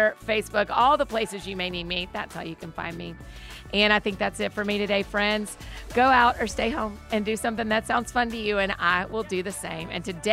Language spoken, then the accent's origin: English; United States; I'm very American